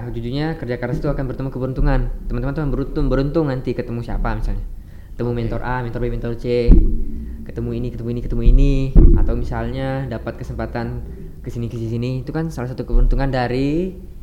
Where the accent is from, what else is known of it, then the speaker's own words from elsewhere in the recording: Singkawang, West Kalimantan, Indonesia; moved away as an adult; now in Pontianak, Indonesia; aku dari Singkawang